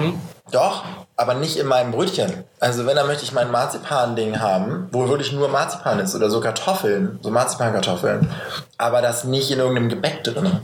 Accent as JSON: {"language": "German", "region": "Northern Germany", "country": "Germany", "said": "Ich komme aus Norddeutschland"}